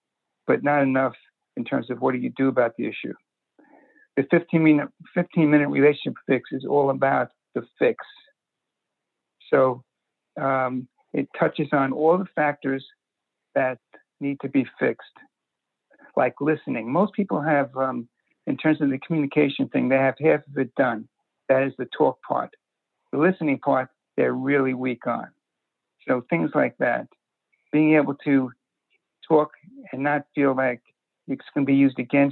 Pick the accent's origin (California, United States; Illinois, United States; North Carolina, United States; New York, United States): New York, United States; New York City; I grew up in Brooklyn, and it was in the 50s